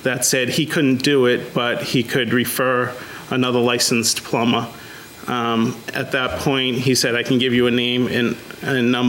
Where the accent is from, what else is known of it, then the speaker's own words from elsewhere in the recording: just south of Boston, Massachusetts, United States; Just south of Boston.